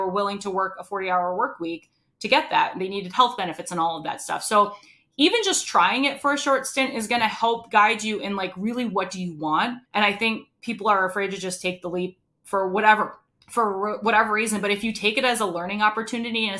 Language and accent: English; Rhode Island, United States; moved away; I'm originally from Rhode Island